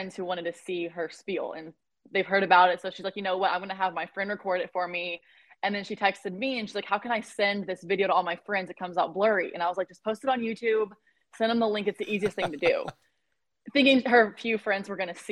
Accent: Lubbock, Dallas, Texas, United States; moved away as an adult; now in Jacksonville Beach, United States; I am originally from Lubbock, Texas. That's where I was born and raised. And then I consider myself from Dallas, though. I moved there about middle school

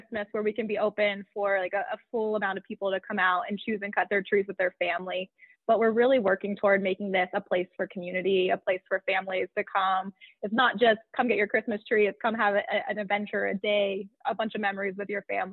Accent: central Pennsylvania, United States; the tree farm is pretty close to my hometown. So it's kind of nice to be back home, close to family

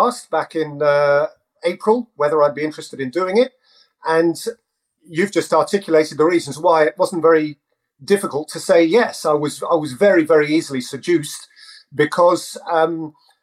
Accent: England, United Kingdom; we're so lucky as English folk to have the go-to league on our doorstep

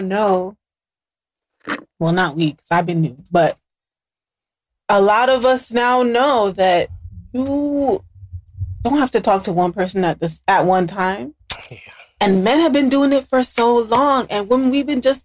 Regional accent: Jamaica; I'm Jamaican

